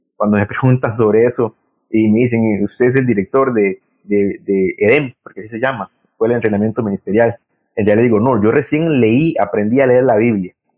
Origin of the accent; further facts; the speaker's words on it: Limón, Costa Rica; moved away as an adult; also born or lived in San José / Heredia; de ser limonense, haber nacido en Limón